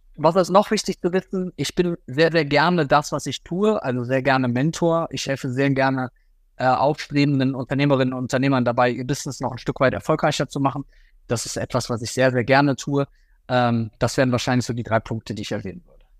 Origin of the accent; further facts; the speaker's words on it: Rhineland, Germany; bei uns im Rheinland